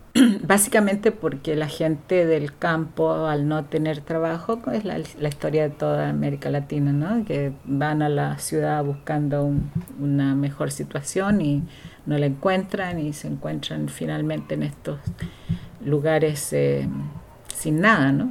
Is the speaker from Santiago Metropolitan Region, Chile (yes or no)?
no; Valdivia, Los Ríos, Chile; moved away as an adult; now in Vancouver, Canada; vengo del sur de Chile, de la ciudad de Valdivia